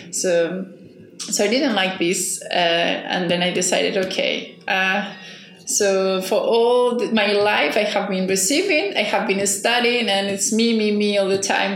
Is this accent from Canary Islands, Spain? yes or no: no; Barcelona, Catalonia, Spain; English is a second language; moved away as an adult; also born or lived in Cambridge; now in Maio, Cape Verde; I'm originally from Barcelona, from Spain